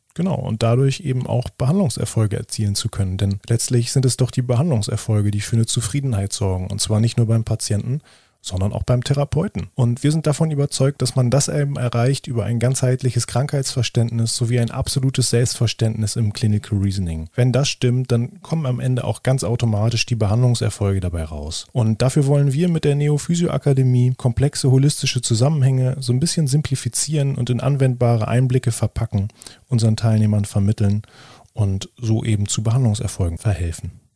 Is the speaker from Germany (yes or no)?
yes; Lower Saxony, Germany; also born or lived in Oldenburg; Bei uns in Niedersachsen